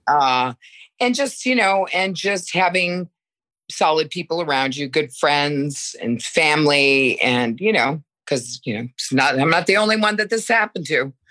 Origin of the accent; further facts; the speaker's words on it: Connecticut, United States; also born or lived in Milan, Italy; now in New York, United States; I am from Connecticut. I grew up in Connecticut, but I'm living in New York now